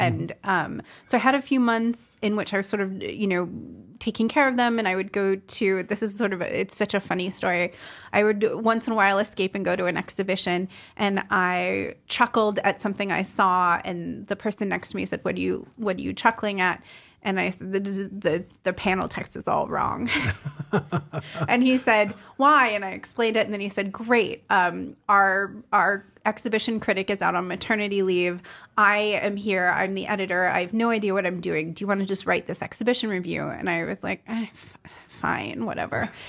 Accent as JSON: {"language": "English", "region": "California", "country": "United States", "also_born_or_lived": "New York", "moved": "yes", "said": "I'm from California"}